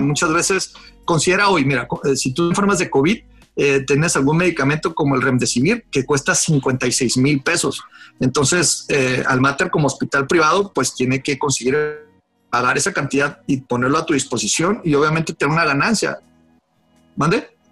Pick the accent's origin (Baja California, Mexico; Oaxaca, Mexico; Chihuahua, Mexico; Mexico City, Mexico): Baja California, Mexico; Mexicali; also born or lived in Guadalajara; yo realmente nací en Guadalajara, pero yo soy un cachanilla eh, armado en el, sur y exportado al norte. O sea, yo nací en Guadalajara porque mi papá estaba haciendo la especialidad de Guadalajara, en Guadalajara, pues mi mamá también era de Guadalajara, pues, nací ahí, pero rápido me vine para acá